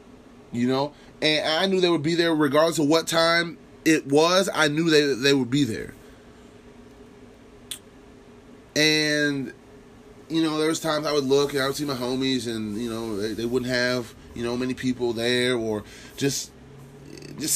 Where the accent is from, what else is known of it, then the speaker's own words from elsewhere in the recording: Lincoln, United States; I'm from Lincoln